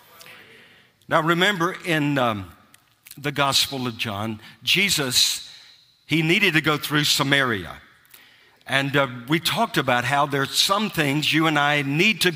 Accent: hometown 30 miles from Clarksburg, West Virginia, United States; my hometown, which is 30 miles from the airport

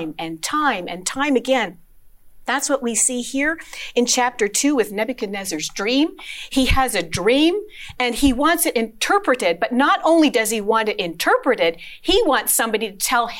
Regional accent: Sudbury, Ontario, Canada; I grew up in Sudbury as a little girl

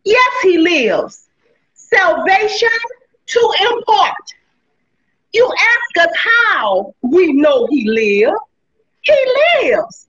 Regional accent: New Orleans, Louisiana, United States; now in Gonzales, United States; I was born in New Orleans, Louisiana, and I presently reside in Gonzales, Louisiana.

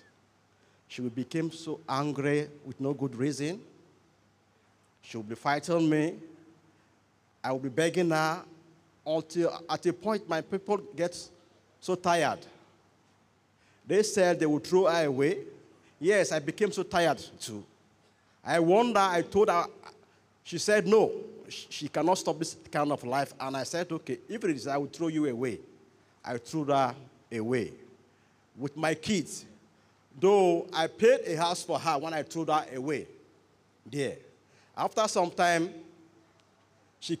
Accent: Bayelsa, Nigeria; I am from Bayelsa State

